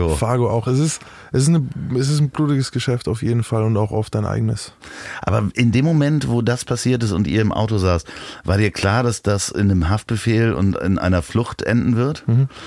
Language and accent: German; Amsterdam, North Holland, Netherlands; Ich bin aus Amsterdam.